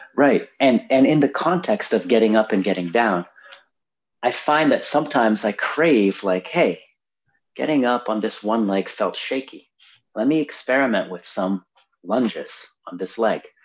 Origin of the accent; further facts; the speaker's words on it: Brazil; moved away; I grew up in Brazil